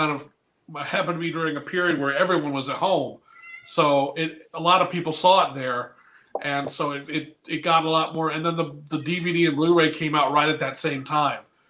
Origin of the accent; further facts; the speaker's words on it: North Carolina, United States; moved away as an adult; also born or lived in Fullerton, California / La Mirada, California; now in Michigan, United States; originally I'm from Fullerton or La Mirada, California. But then I was moved to North Carolina when I was 11. And I was there for 15 years